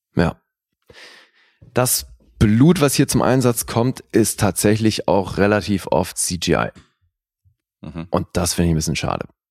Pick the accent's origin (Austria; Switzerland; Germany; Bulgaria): Switzerland; ich finde es als Schweizer